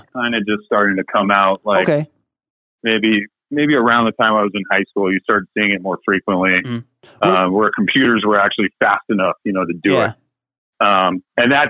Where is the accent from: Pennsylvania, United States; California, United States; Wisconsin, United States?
California, United States; Oakland; moved away as an adult; also born or lived in Chico, California / San Francisco, California; now in Los Angeles, United States; I grew up there, born there